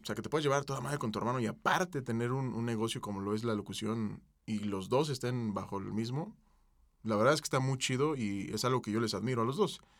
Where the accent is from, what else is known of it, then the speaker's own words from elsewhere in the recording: Mexico City, Mexico; Yo nací aquí en el Parque de los Venados